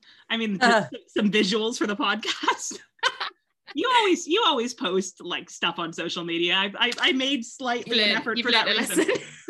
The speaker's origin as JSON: {"language": "English", "town": "Ottawa", "region": "Ontario", "country": "Canada", "moved": "as an adult", "lives_now": "London, United Kingdom", "said": "I'm from Ottawa, Canada, where there's very few famous people. So it's still 8 years into living in London."}